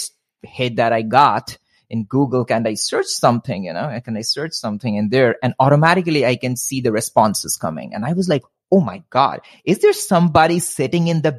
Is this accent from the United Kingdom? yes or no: no; India; moved away as an adult; also born or lived in Midwest, United States; now in United States; both born and raised in India, spent 23 years of my life in India, and then one sudden morning thought about moving to the US